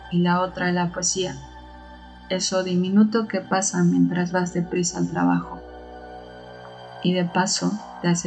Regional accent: Mexico City, Mexico; tengo 29 años y soy de la Ciudad de México.

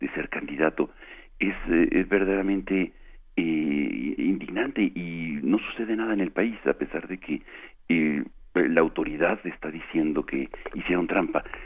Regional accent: Mexico; nosotros como mexicanos

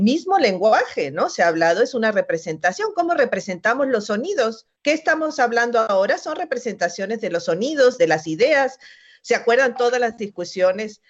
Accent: Mexico; Somos mexicanos, somos latinoamericanos

